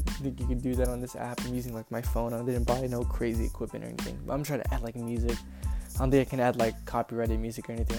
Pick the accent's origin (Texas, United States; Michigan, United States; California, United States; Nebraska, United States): Texas, United States; San Antonio; moved away as an adult; now in Corpus Christi, United States; I'm from San Antonio, Texas, 210